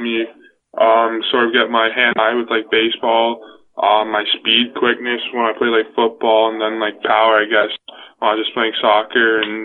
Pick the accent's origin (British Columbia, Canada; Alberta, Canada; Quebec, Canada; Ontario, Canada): Ontario, Canada; Newmarket; I'm from Newmarket, Ontario